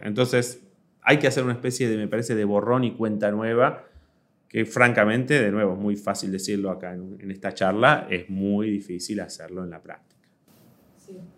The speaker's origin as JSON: {"language": "Spanish", "country": "Argentina"}